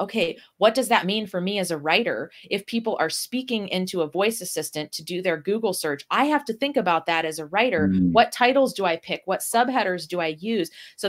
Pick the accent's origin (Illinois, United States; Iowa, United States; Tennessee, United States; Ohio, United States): Ohio, United States; I was raised in Northwest Ohio, where classic rock is just a big thing.